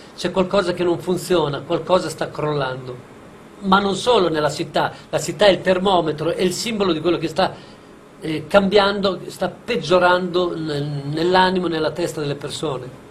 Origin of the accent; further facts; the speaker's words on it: Bologna, Emilia-Romagna, Italy; also born or lived in Crevalcore; sono nato a Crevalcore, qui in provincia di Bologna